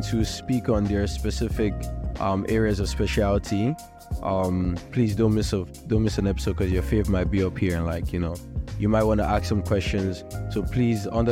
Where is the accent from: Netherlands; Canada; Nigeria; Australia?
Nigeria; I'm also Nigerian. I'm a Yoruba boy